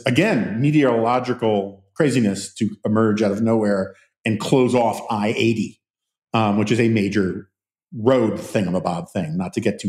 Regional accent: New York City, New York, United States; now in Washington, United States; that's partly because I grew up in New York City. And it's partly because of where I live in DC, which is very sort of suburban, even though it's in the city.

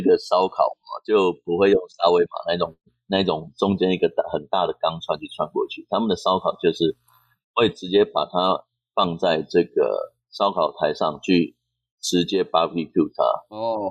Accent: Taiwan; moved away; 我们台湾人

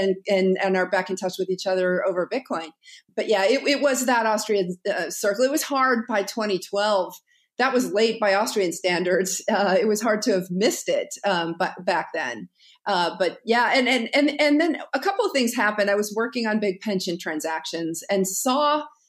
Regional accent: Wyoming, United States; I grew up in Wyoming.

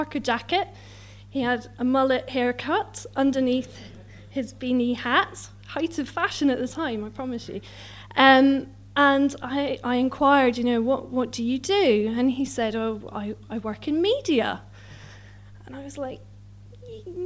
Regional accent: Scotland, United Kingdom; moved away as an adult; also born or lived in Newcastle; now in London, United Kingdom; I'm Scottish

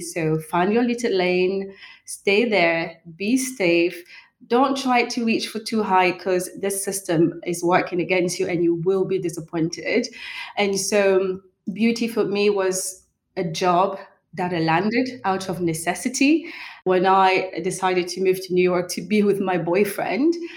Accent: Normandy, France; also born or lived in Cameroon; I'm a French national, but I was actually born in Central Africa in a country called Cameroon. But I was raised in Normandy, in France

